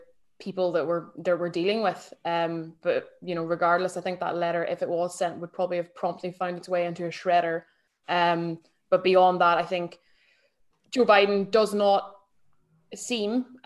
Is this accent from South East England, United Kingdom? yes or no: no; between Derry and Belfast, Northern Ireland, United Kingdom; accent: Irish; moved away as an adult; now in London, United Kingdom; I'm Irish, but I grew up in Northern Ireland. So sort of in between Derry and Belfast, hence the accent.